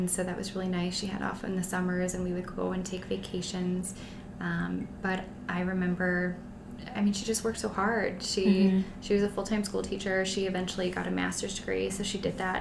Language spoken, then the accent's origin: English; Canton, Ohio, United States; I'm from Canton, mm-hmm. the home of the Football Hall of Fame